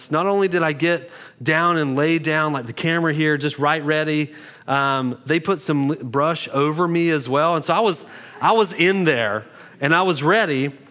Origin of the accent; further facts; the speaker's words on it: Beulahville, United States; I did Google if togetherness was a word because I'm from Beulahville and it sounds like it's not a word